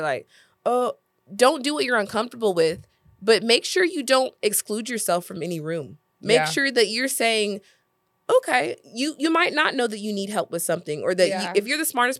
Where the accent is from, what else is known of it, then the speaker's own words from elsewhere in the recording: Oklahoma, United States; I'm from Oklahoma.